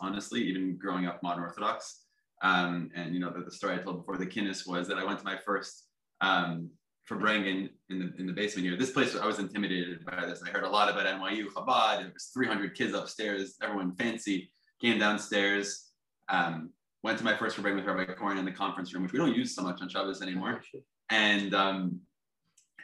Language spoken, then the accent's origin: English; Teaneck, New Jersey, United States; moved away as an adult; also born or lived in East Village, New York; now in New York, United States; I grew up in Teaneck, New Jersey